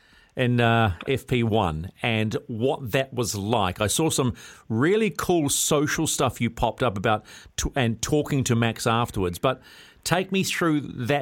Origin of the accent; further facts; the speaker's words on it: Putāruru, Waikato, New Zealand; I'm from Putaro.